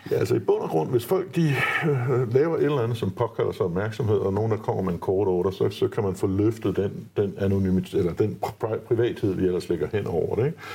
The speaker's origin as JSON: {"language": "Danish", "country": "Denmark"}